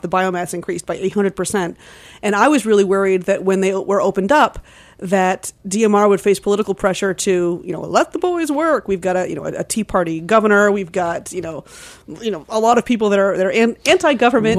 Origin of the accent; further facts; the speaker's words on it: Cape Elizabeth, Maine, United States; I grew up in Cape Elizabeth, which is just south of Portland